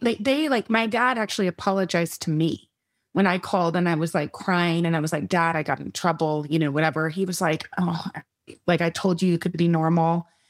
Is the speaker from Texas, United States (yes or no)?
yes; Texas, United States; also born or lived in Midland, Texas / Austin, Texas; We were born in West Texas